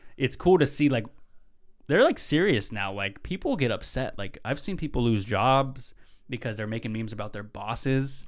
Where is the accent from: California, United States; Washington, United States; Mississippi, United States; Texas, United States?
Washington, United States; Tulalip; now in Seattle, United States; I'm over from Tulalip. That's where my tribe's from